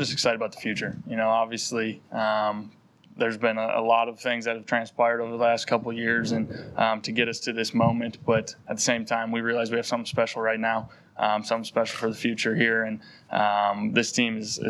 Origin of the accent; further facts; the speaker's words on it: North Dakota, United States; moved away as an adult; now in Philadelphia, United States; growing up in North Dakota